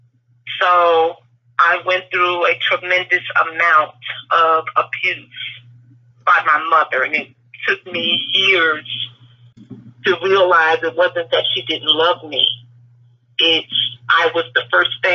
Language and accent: English; North Carolina, United States; also born or lived in Brooklyn, New York / New Jersey; I am originally from Brooklyn, New York, and I relocated as a child to North Carolina